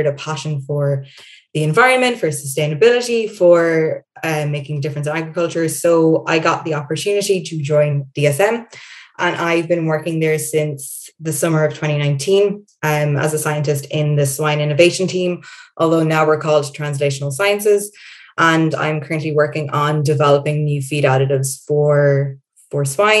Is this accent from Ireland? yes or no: yes; Ireland; first language English; moved away as an adult; I'm originally from Ireland, but I'm currently sitting on the border of Switzerland, Germany, and France